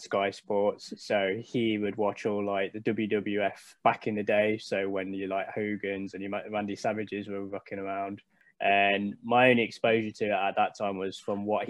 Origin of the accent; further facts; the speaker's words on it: Leicester, East Midlands, United Kingdom; I was born and bred in Leicester